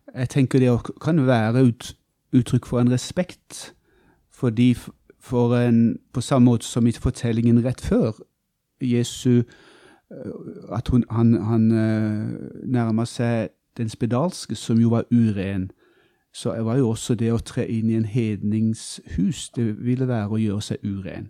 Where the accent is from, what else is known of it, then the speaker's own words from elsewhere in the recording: Kristiansand, Agder, Norway; moved away as an adult; also born or lived in Bø i Vesterålen; Jeg er fra Kristiansand og regner meg som bygutt, ja.